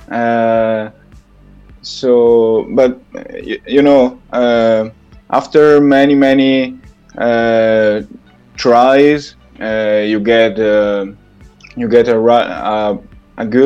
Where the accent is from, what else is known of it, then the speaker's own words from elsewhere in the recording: Italy; I'm from Italy.